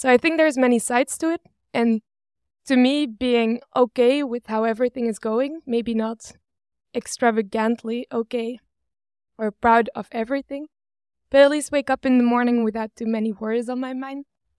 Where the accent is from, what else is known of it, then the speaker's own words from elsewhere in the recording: Belgium; I've been born and raised in Belgium. I studied to be a computer science engineer in Leuven, close to Brussels.